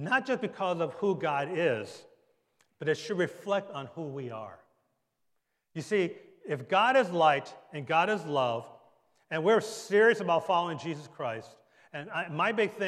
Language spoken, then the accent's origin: English; Detroit, Michigan, United States; also born or lived in Bergen County, New Jersey; now in Monmouth County, United States; I was born and raised in Detroit, Michigan, Motor City.